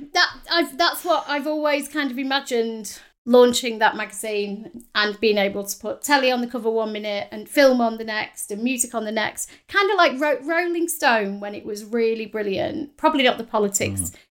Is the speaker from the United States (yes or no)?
no; the north of England, United Kingdom; accent: northern; my accent, my northern accent was horrible during the interview